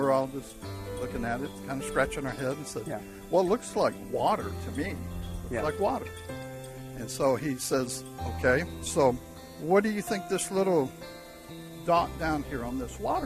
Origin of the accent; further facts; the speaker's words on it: St. Louis, Missouri, United States; Pretty much inland my whole life growing up in St. Louis, Missouri.